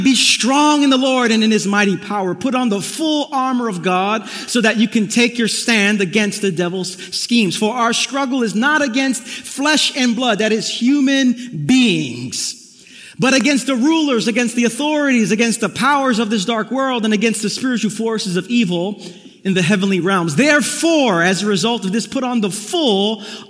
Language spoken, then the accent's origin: English; New York City, New York, United States; Growing up in the neighborhood I did in Brooklyn, I grew up in East New York